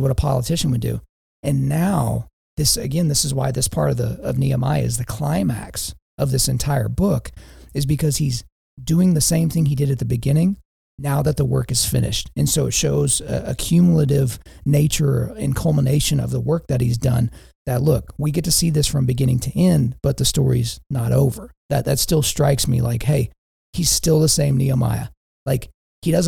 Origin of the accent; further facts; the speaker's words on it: Lawton, Oklahoma, United States; now in Edmond, United States; I'm from Lawton, Oklahoma, Southwest Oklahoma